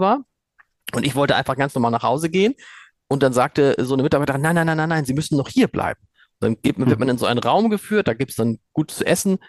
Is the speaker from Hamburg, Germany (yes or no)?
yes; Hamburg, Germany; als Hamburger und als Chefredakteur des Hamburger Amts